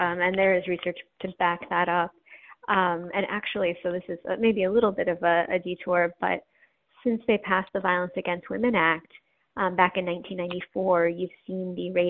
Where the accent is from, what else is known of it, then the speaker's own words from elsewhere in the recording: Wyoming, United States; born there; also born or lived in New York / Iowa; I was born in Wyoming and then lived in upstate New York, about a mile from our nearest neighbor, and then in Iowa.